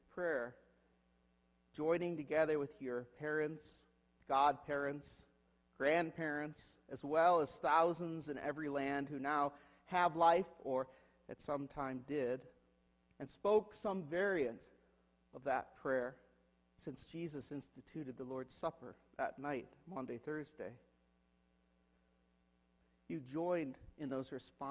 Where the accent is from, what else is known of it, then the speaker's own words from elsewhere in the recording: Huron, United States; moved away; whenever we go to my hometown is that I have to visit my church. I have to visit Christ Church, Huron.